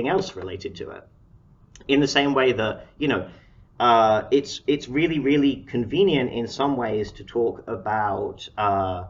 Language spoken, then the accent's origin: English; Harrow, London, United Kingdom; moved away as an adult; now in Seattle, United States; I'm from Harrow